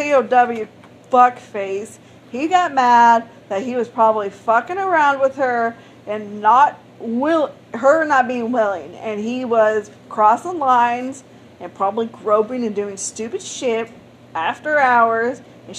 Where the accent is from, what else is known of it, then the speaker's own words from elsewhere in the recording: East St. Louis, Illinois, United States; Okay, I'm from St. Louis on the Illinois side.